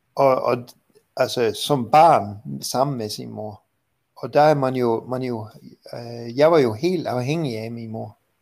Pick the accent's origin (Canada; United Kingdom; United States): Canada; Vancouver, British Columbia; moved away; i Vancouver, Canada, hvor jeg kommer fra